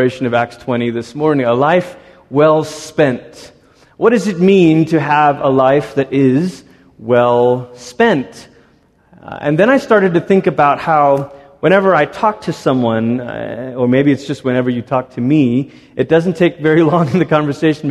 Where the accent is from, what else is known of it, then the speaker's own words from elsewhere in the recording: Malaysia; moved away; also born or lived in Portland, Oregon, United States; My parents, our whole family, we moved from Malaysia to America, and we were coming to Portland, Oregon.